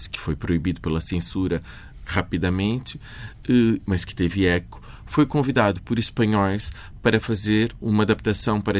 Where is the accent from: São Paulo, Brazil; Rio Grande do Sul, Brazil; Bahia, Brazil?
São Paulo, Brazil; now in Lisbon, Portugal; Eu nasci no Brasil. Em São Paulo? Em São Paulo.